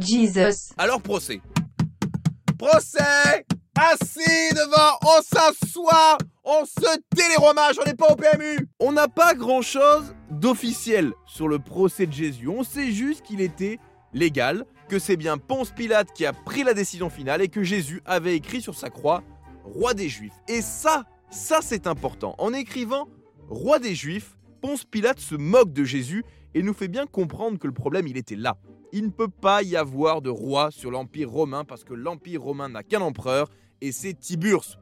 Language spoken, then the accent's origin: French; France; en tant que Français